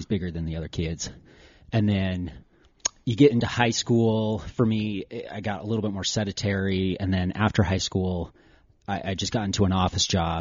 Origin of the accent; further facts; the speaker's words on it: West Valley City, Utah, United States; now in Ogden, United States; I grew up in West Valley